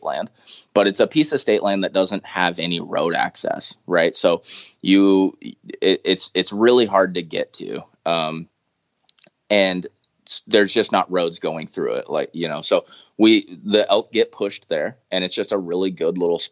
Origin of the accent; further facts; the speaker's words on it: Toutle, Washington, United States; I grew up in Tootle, went to school at Tootle Lake there by Mount St. Helens